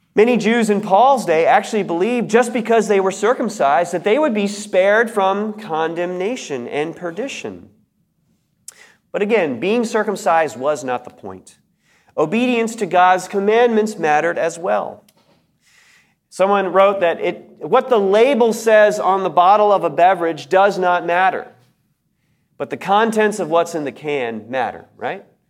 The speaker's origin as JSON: {"language": "English", "country": "United States", "said": "I was an American"}